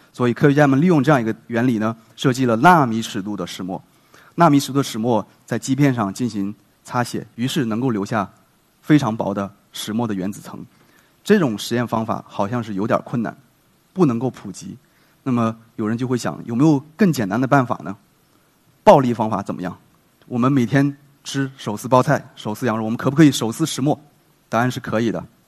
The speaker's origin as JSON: {"language": "Chinese", "country": "China", "said": "我们中国人"}